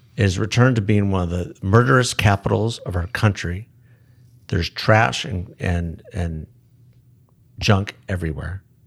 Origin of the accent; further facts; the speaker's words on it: Tucson, Arizona, United States; also born or lived in Phoenix, Arizona / Southern California; I grew up in Tucson